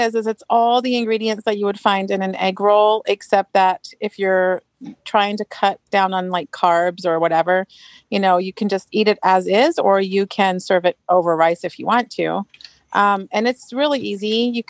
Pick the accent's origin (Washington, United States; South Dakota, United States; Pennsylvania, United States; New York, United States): Washington, United States; Marysville; I'm from Marysville, Washington, just so I don't get in trouble.